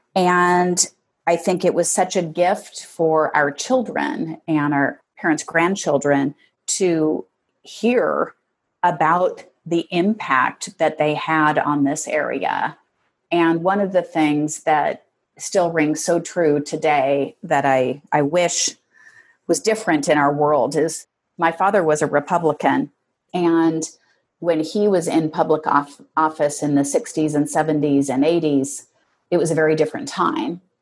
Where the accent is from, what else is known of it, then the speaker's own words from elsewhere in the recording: Seattle, Washington, United States; I grew up in Northeast Seattle with five siblings